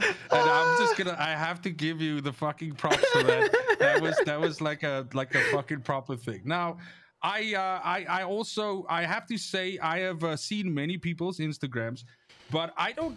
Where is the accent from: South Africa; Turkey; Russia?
South Africa; as a South African